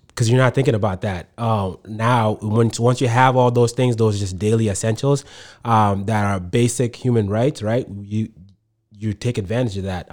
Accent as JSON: {"language": "English", "town": "Manchester", "region": "New Hampshire", "country": "United States", "tie": "born or raised there", "also_born_or_lived": "Sudan / Egypt", "second_language": "English", "said": "I grew up here. This is all that I knew"}